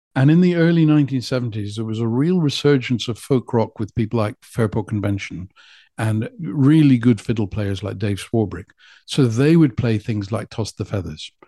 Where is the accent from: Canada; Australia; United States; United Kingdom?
United Kingdom; Scottish Borders, Scotland; moved away as an adult; also born or lived in Carlisle / Leeds; I'm from the Scottish borders to whence I have returned